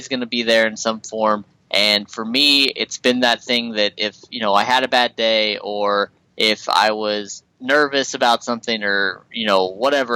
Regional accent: Midwest, United States; I'm from the Midwest

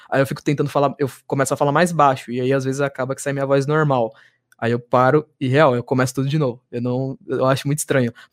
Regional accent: São Paulo, Brazil; Eu sou paulista

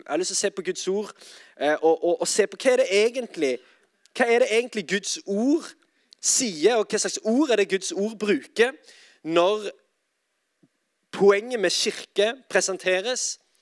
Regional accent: Sandnes, Rogaland, Norway; now in Oslo, Norway; jeg er altså fra Sandnes. Eh, og bor i Oslo, dessverre

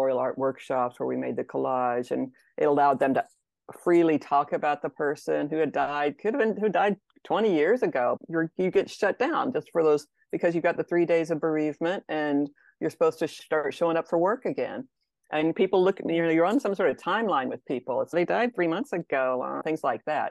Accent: Texas, United States; I grew up in Texas

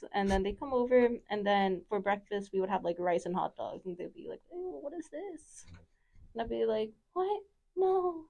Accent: right outside of Philadelphia, Pennsylvania, United States; moved away; I grew up in Pennsylvania and went to, like, a private Catholic school, right? And it was right outside of Philadelphia. And I was, like, the only, I think, like, Filipino person

